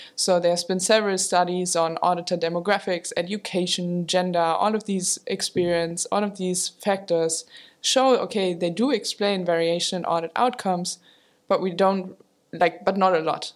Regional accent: Germany; moved away as an adult; also born or lived in Maastricht, Netherlands; I grew up in Germany

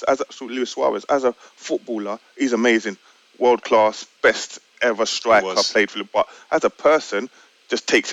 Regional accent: London, United Kingdom; Wasn't born in Liverpool. Born and bred in London.

